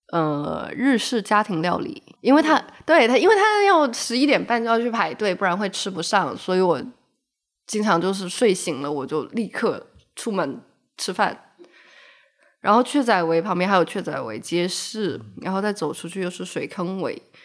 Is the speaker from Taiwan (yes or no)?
no; Shenzhen, Guangdong, China; moved away; also born or lived in Macau; 刚好我从澳门搬家回深圳，我对于这个地方还有一些好奇